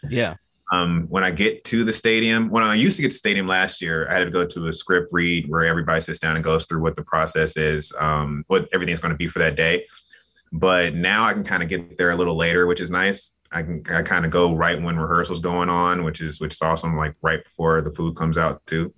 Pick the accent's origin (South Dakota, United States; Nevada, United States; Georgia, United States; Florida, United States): Georgia, United States; Atlanta; moved away as an adult; also born or lived in Los Angeles / Las Vegas; I'm from Atlanta, Georgia, born and raised.